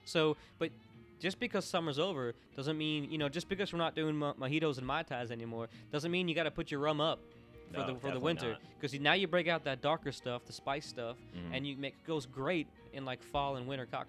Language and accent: English; Florida, United States; I come from Florida where we don't have any seasons, so to me, when I first moved here, the first couple of years I moved here, we had a nice fall.